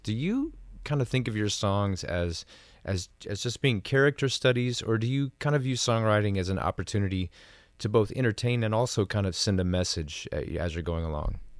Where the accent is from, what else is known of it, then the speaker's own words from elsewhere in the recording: Tennessee, United States; growing up in Tennessee